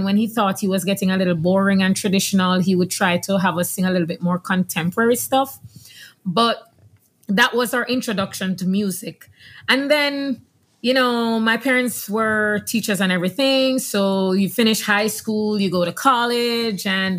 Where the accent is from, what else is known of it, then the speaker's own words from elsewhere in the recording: Jamaica; now in Houston, United States; I'm Jamaican. Yes. I grew up in Jamaica, and we were very churchy family.